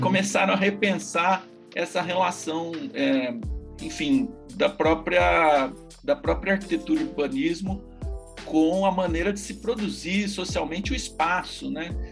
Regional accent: São Carlos, São Paulo, Brazil; moved away as an adult; also born or lived in Bauru / United Kingdom; Eu sou natural do interior de São Paulo, de São Carlos

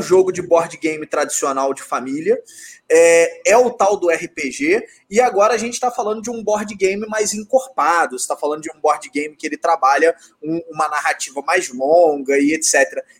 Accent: Rio de Janeiro, Brazil; aqui no, no Rio de Janeiro, pelo menos de onde eu sou, é, não tem muito essa cultura do board game

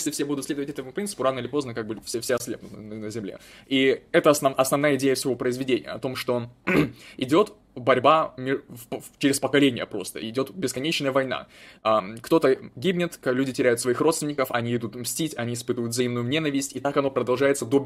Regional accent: Chechnya, Russia; Нет, я точно не немец. Э, нет, я чеченец, так что все нормально

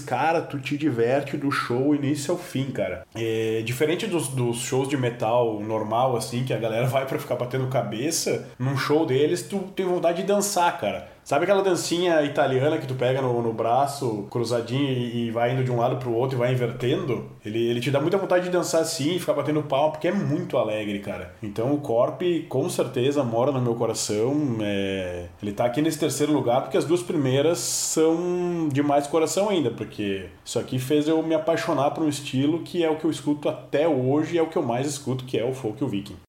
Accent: Brazil; nós aqui que somos brasileiros

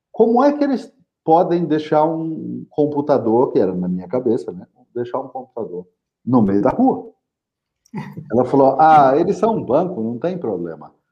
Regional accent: São José dos Campos, São Paulo, Brazil; eu nasci em São José dos Campos.

